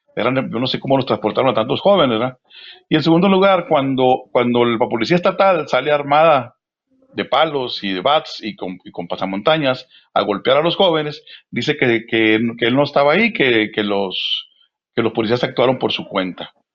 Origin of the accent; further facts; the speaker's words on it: Mexico; nuestra cultura es lo que nos hace ser mexicanos. Aquí no importa si es López Obrador, si es Alfaro, sino que todos somos mexicanos